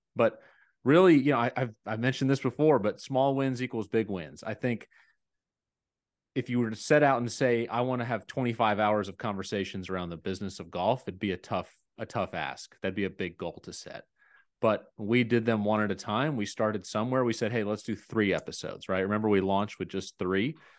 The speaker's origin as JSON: {"language": "English", "area": "near Atlanta", "region": "Georgia", "country": "United States", "tie": "born or raised there", "said": "I grew up near Atlanta"}